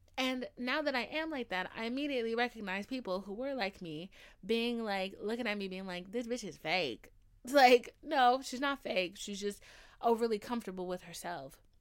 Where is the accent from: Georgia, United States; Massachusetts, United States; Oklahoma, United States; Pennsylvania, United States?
Georgia, United States; Atlanta; I'm from Atlanta.